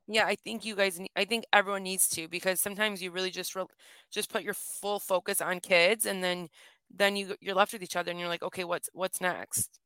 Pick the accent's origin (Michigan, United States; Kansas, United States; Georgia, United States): Michigan, United States; accent: Michigan A; it's called the Michigan A, so we do extend our A's